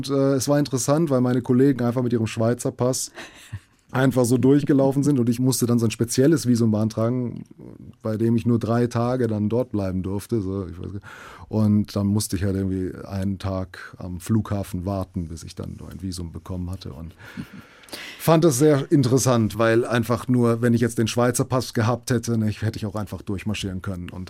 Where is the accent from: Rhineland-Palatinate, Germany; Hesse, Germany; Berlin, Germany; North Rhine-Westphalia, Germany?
Hesse, Germany; Frankfurt; also natürlich ich bin in, in Frankfurt aufgewachsen und ich finde, es ist ein, eine wunderbare Stadt.